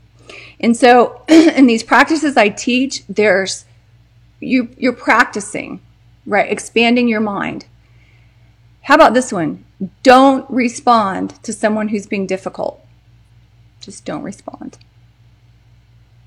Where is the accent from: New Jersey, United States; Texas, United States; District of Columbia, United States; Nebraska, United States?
Texas, United States; I'm from Texas